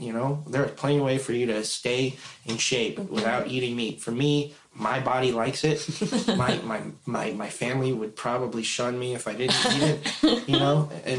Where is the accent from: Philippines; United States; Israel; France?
Philippines; I don't think that I'm any better because I'm Filipino, but I consider it one of my strengths.